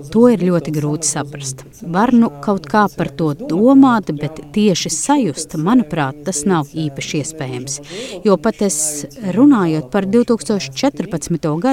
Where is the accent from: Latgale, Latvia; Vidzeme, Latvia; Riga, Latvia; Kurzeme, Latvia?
Riga, Latvia; now in Germany; Ar dažādām filmām, kuras skatījos bērnībā, Rīgā no padomu laikiem par karu.